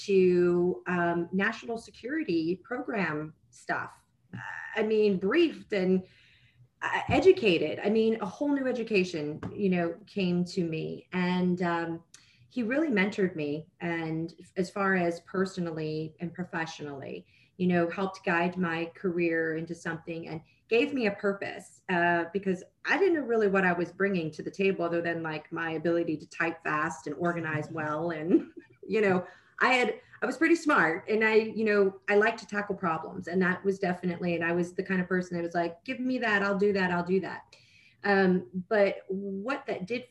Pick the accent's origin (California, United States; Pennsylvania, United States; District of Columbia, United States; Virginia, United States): Pennsylvania, United States; Pittsburgh; moved away as an adult; also born or lived in Penn State; now in Washington, D.C., United States; I was born and raised in Pittsburgh, Pennsylvania.